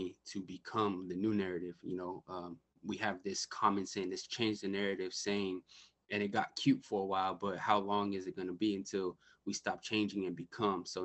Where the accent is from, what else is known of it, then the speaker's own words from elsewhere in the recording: Bay Area, California, United States; I'm from the Bay Area, California.